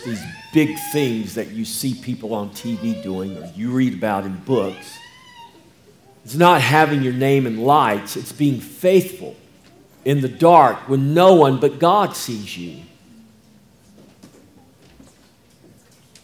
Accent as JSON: {"language": "English", "country": "United States", "said": "I'm an American"}